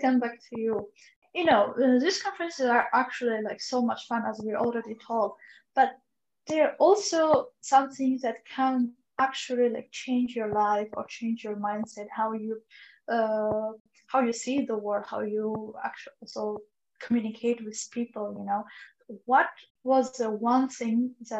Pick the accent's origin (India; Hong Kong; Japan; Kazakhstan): Kazakhstan; I'm from Kazakhstan